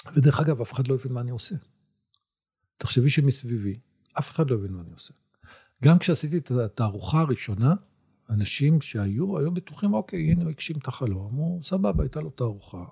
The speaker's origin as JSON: {"language": "Hebrew", "country": "Israel"}